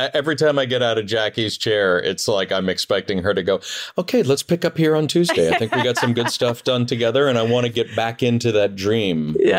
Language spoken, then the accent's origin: English; Northeast, United States; So even though I grew up in the Northeast, I feel like I was raised Southern.